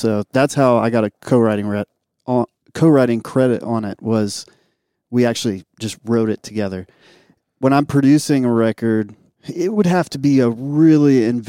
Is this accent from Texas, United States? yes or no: no; Jackson, Mississippi, United States; the church that I grew up in Jackson, Mississippi